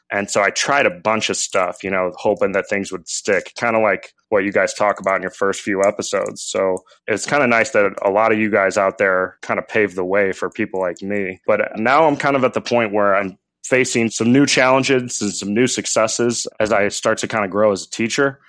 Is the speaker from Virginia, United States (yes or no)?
no; St. Louis, Missouri, United States; I'm from Saint Louis